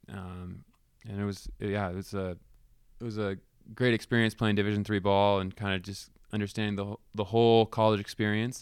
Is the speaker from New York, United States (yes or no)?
no; Palo Alto, California, United States; now in Cheney, United States; I grew up in Palo Alto, uh, actually on Stanford campus